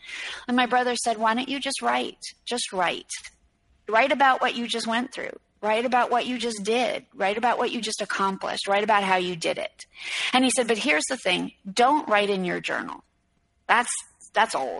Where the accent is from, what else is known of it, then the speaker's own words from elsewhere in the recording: New York City, New York, United States; I'm from New York City and my mom's an artist